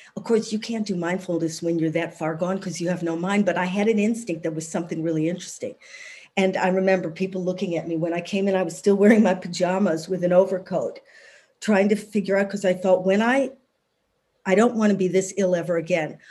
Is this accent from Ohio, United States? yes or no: no; Evanston, Illinois, United States; moved away as an adult; now in United Kingdom; I was born in Evanston, Illinois.